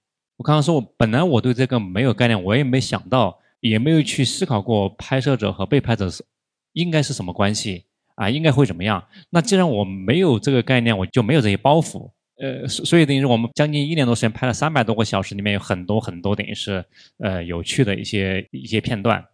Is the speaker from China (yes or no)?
yes; Chongqing, China; 我们老家是重庆的